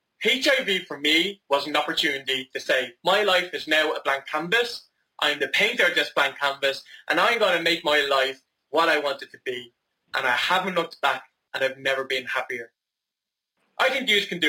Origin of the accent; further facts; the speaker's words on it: Dublin, Leinster, Ireland; I am from Dublin in Ireland